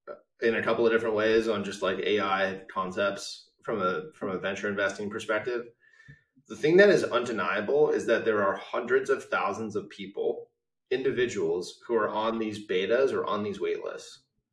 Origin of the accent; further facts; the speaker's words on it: Palo Alto, California, United States; I grew up in Palo Alto in the 90s